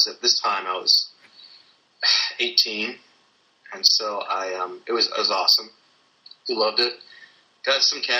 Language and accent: English; just outside of Chicago, Illinois, United States; I'm homegrown right here in Illinois. So I grew up just outside of Chicago.